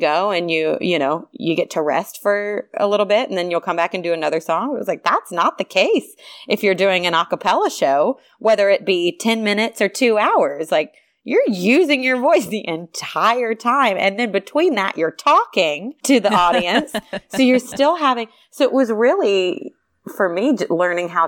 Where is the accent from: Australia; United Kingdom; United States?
United States; the South; now in Los Angeles, United States; I'm also from the South